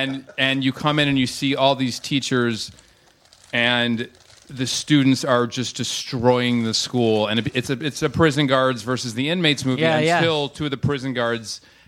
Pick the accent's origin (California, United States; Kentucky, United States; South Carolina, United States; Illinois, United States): Illinois, United States; Highland Park; also born or lived in Evanston, Illinois; I grew up in Highland Park, Illinois, and Evanston, Illinois.